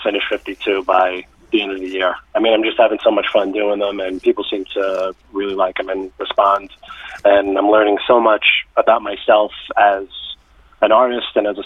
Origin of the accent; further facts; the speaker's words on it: New York City, New York, United States; also born or lived in Brooklyn; I'm a native New Yorker. I grew up in the Bronx